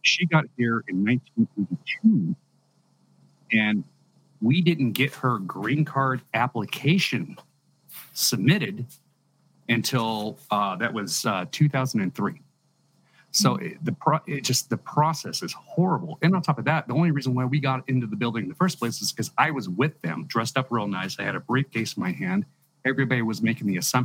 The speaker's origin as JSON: {"language": "English", "region": "California", "country": "United States", "tie": "born or raised there", "said": "I've growing up in California"}